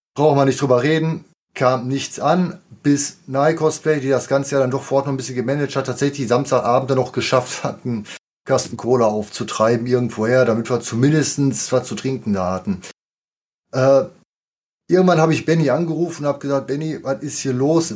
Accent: near Dortmund, North Rhine-Westphalia, Germany; ich komme auch aus der Nähe von Dortmund

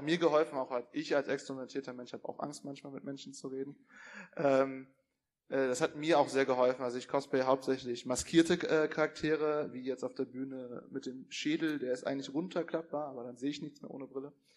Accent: Cologne, North Rhine-Westphalia, Germany; ich komme aus Köln

